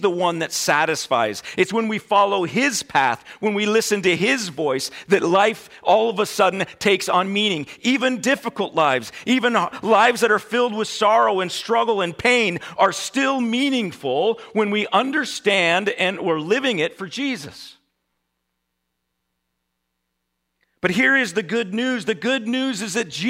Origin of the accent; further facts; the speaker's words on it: United States; as American Christians